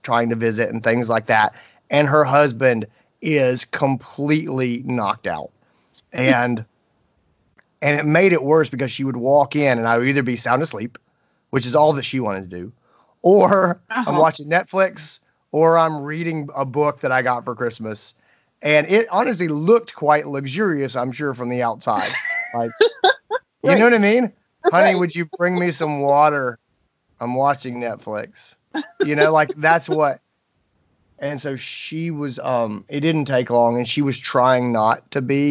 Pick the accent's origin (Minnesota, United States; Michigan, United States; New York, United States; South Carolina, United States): South Carolina, United States; Greenville; here in my hometown, Greenville, South Carolina